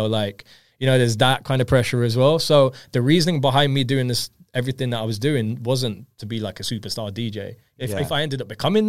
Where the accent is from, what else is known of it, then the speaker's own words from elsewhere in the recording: India; I'm Indian myself, so